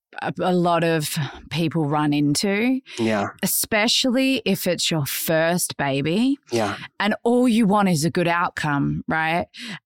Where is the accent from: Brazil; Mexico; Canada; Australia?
Australia; I'm Aussie, yeah.